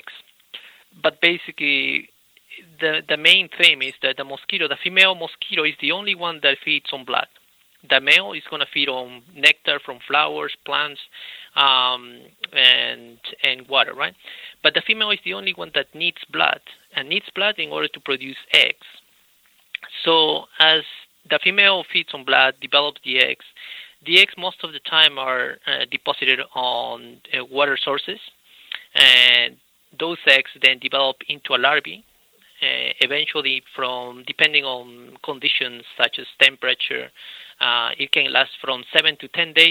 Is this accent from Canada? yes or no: no; Peru; moved away as an adult; also born or lived in Idaho / California / Maryland; now in United States; I'm originally from Peru